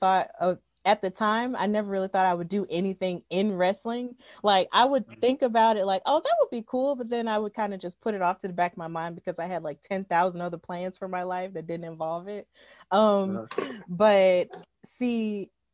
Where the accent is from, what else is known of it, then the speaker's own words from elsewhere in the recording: Alabama, United States; I was born in Alabama, like, I'm an American.